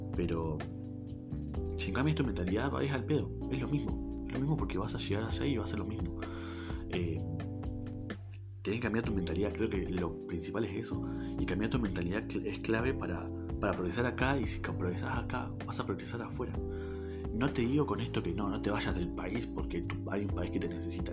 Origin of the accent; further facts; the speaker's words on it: Neuquén, Argentina; yo soy de Argentina, del Buquén Capital, eh, una provincia al sur del país de Argentina